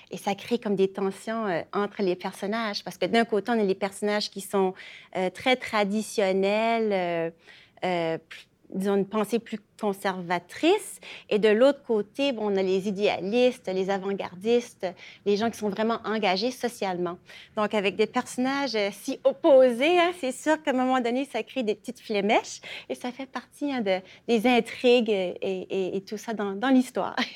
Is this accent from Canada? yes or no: yes; Acadia, Canada; moi, ça, me rejoint personnellement comme je suis acadienne.